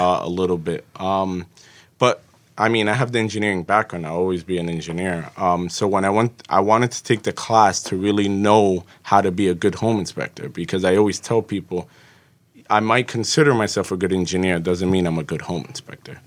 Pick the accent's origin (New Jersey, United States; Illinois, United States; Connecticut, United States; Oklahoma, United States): New Jersey, United States; Jersey City; also born or lived in Egypt; I grew up in Jersey City through the public school district